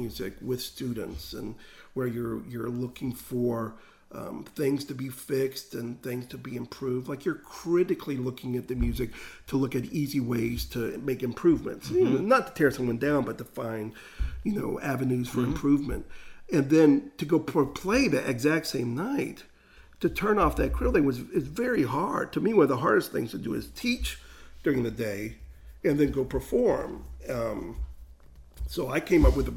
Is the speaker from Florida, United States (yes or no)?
yes; Jacksonville, Florida, United States; I was the one from Jacksonville